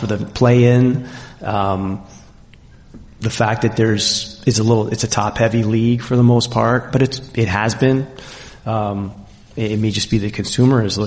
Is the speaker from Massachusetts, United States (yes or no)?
yes; Concord, Massachusetts, United States; moved away as an adult; also born or lived in San Antonio / Seattle; now in Oklahoma City, United States; I grew up in Concord